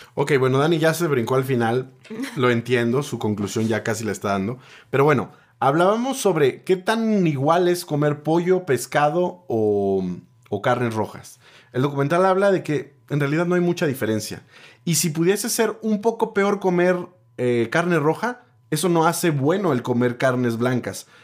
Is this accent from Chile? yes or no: no; Mexico; solo soy un mexicano